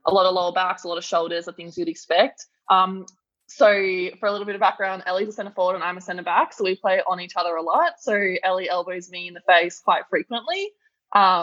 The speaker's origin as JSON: {"language": "English", "town": "Melbourne", "region": "Victoria", "country": "Australia", "tie": "born or raised there", "also_born_or_lived": "United States", "said": "I'm from Melbourne. I have lived or at least been based there for my whole life."}